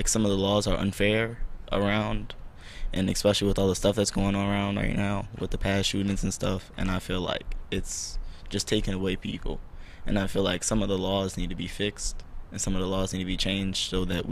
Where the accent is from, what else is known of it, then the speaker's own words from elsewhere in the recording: New Orleans, Louisiana, United States; I'm from New Orleans, Louisiana, and I'm a sophomore in high school